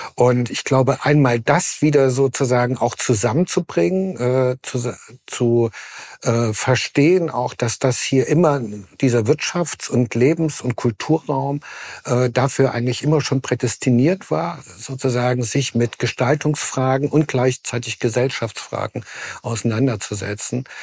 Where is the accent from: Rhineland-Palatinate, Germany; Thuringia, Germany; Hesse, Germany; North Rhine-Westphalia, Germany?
Thuringia, Germany; Jena; Ich bin in Jena geboren